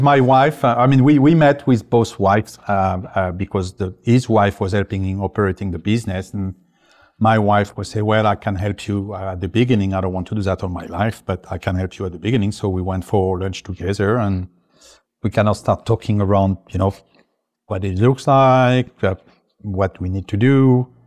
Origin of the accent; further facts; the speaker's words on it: France; English is a second language; now in United States; I'm originally French, uh, English is not my first language